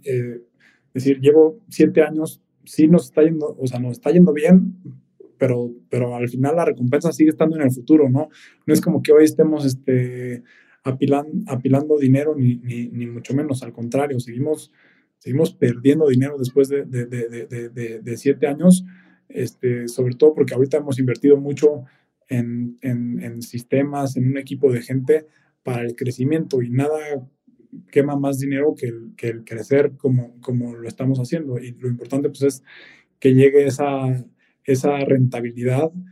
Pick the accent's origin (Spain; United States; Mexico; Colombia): Mexico; Mexico City; nosotros como mexicanos, y sobre todo viviendo en, en, la Ciudad de México, pues naces aquí y, y, por lo general creces aquí toda la vida.